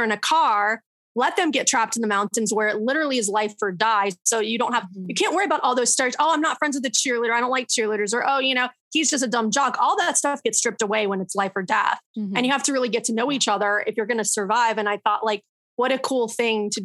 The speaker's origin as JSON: {"language": "English", "region": "Florida", "country": "United States", "tie": "born or raised there", "said": "born and raised in Florida"}